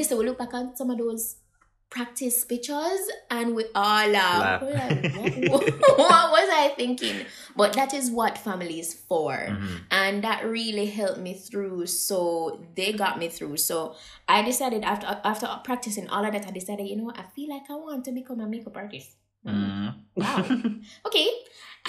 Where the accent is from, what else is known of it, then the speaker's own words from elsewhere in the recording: Jamaica; I being a Jamaican